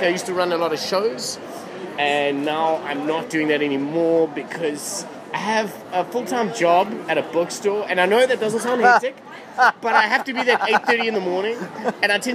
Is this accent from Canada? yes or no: no; South Africa; I'm from South Africa.